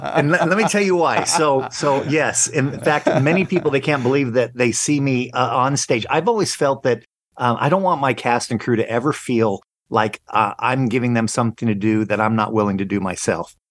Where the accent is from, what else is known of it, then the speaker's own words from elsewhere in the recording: Long Beach, California, United States; moved away; also born or lived in Las Vegas / Branson / Guam; I grew up in Long Beach, California